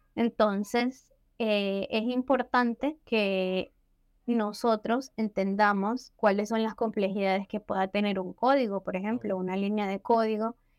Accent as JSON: {"language": "Spanish", "country": "Venezuela", "said": "yo también soy venezolana"}